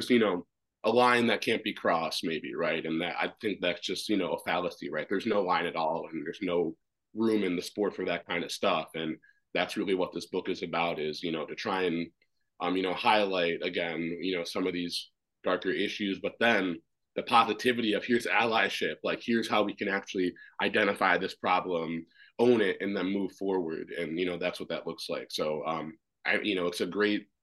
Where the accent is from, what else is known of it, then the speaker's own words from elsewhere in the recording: Minnesota, United States; also born or lived in Washington, D.C., United States; I was adopted from Washington, D.C., and then to Minnesota, and then started skating when I was 3 years old